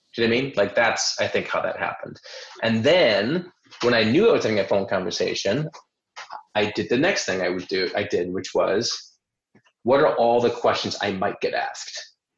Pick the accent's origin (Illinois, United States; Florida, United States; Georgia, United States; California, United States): Illinois, United States; Chicago; moved away as an adult; also born or lived in New York; my hometown, which is Chicago